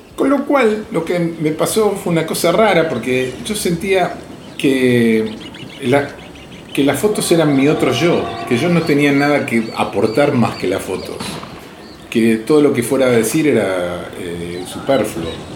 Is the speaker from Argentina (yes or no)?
yes; Argentina; lo que somos los argentinos